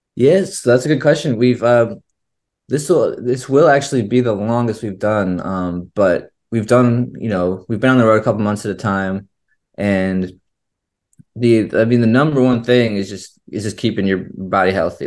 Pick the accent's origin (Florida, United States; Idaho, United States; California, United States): Florida, United States; St. Petersburg; also born or lived in Chicago, Illinois; I was born in Chicago, And when I was about three, um, and Kevin was about to be born, uh, our, so our parents originally moved down to Florida